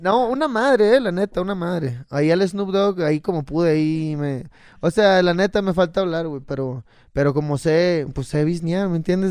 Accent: Cabo San Lucas, Baja California Sur, Mexico; yo soy de Cabo San Lucas.

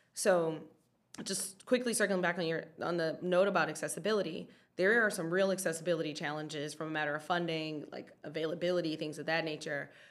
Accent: Detroit, Michigan, United States; I am from Detroit

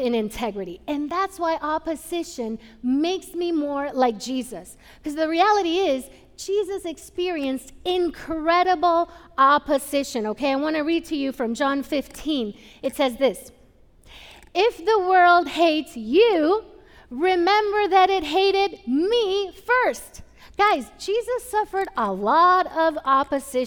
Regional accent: Puerto Rico; moved away; I grew up in Puerto Rico.

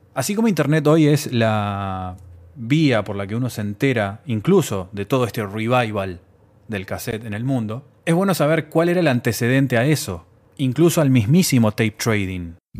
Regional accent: Uruguay; En mi país, Uruguay

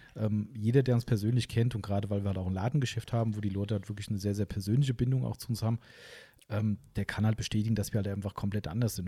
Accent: Hesse, Germany; Wir kommen ja aus Hessen

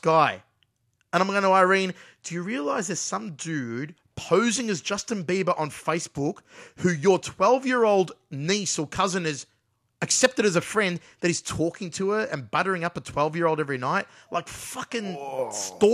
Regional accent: Australia

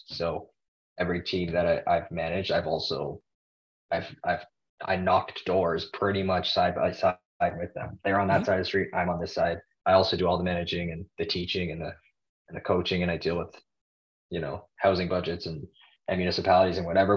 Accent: Toronto, Ontario, Canada; I'm Canadian. I'm from Toronto, Canada

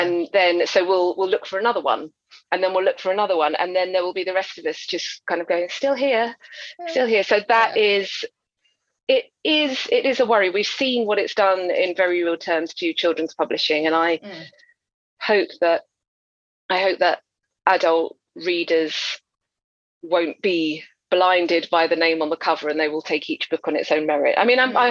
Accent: Essex, East of England, United Kingdom; now in London, United Kingdom; I grew up in Essex, but I went to a convent school, and I would say about half of us were from Irish, of Irish descent

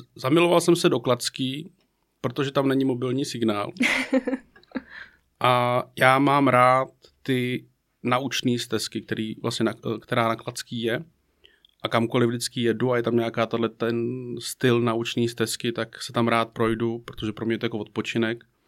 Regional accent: Prague, Czechia; moved away as an adult; also born or lived in Jičín / Bratislava / Moravia / Karlovy Vary; now in Mariánské Lázně, Czech Republic; Já jsem z Prahy

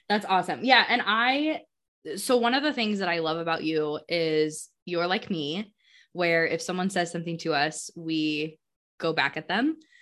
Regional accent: Colorado, United States; now in Wisconsin, United States; I'm, I'm from Colorado

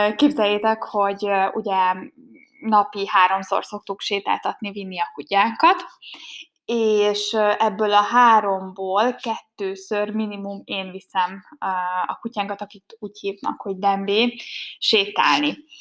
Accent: Hungary; first language Hungarian; moved away as an adult; also born or lived in Germany; én nem Németországban születtem, hanem Magyarországon, nekem az anyanyelvem magyar

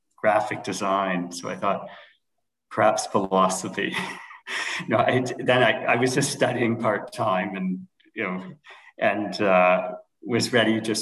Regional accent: Canada; moved away as an adult; also born or lived in United States / Toronto, Canada / London, Ontario, Canada; now in Denmark; I'm a Canadian citizen

